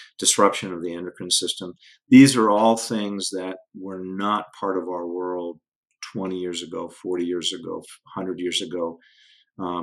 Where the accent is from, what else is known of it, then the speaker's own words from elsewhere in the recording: Denver, Colorado, United States; I grew up again in the Denver area in the 70s